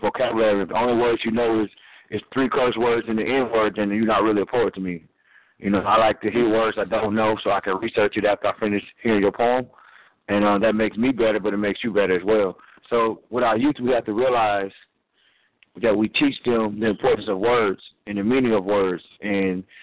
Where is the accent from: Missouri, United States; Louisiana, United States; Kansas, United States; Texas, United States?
Louisiana, United States; growing up in Louisiana at 9, 10, 11